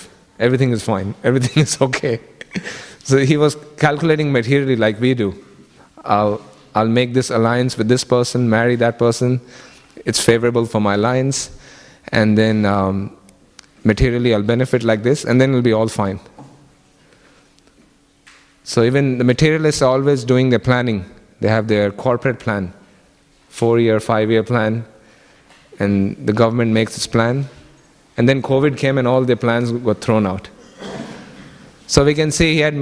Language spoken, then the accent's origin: English; Kenya; now in Australia; I grew up in Kenya